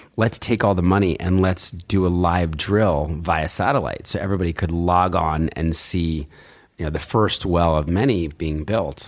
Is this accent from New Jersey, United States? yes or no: yes; New Jersey, United States; now in New York, United States; I was growing up in Jersey, so really unremarkable, you know, kind of, sort of rural area